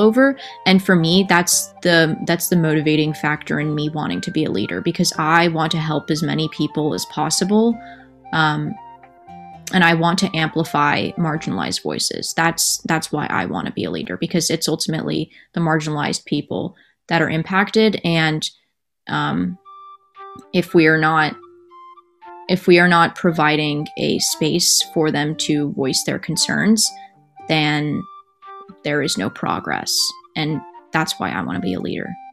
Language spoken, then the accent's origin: English; Central Valley, California, United States; growing up in the Central Valley